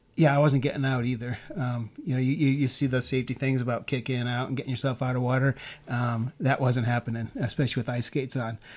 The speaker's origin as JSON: {"language": "English", "town": "Chicago", "region": "Illinois", "country": "United States", "tie": "born or raised there", "moved": "yes", "lives_now": "Moab, United States", "said": "I was raised in Chicago"}